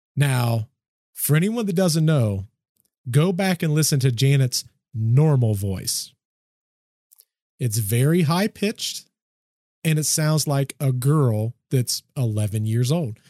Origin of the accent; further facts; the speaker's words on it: United States; I'm from the States